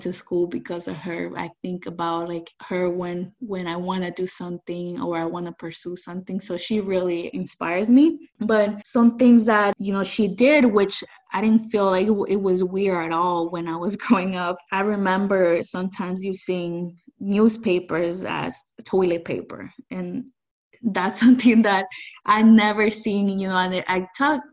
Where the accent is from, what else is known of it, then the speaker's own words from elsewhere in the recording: San Francisco, California, United States; also born or lived in El Salvador; I came to the U.S. when I was 9 years old. I came to San Francisco